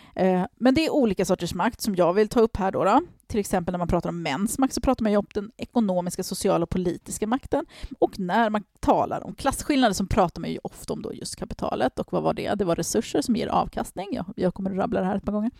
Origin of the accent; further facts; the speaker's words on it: Stockholm, Stockholm County, Sweden; jag växte upp i Tensta